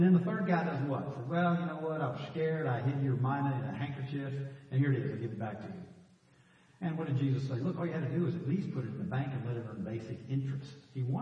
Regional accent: Dallas, Texas, United States; the guys I grew up with in Dallas as a kid

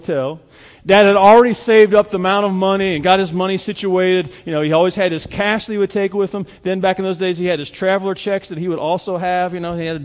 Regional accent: Ohio, United States; moved away; the parts where I grew up in Ohio

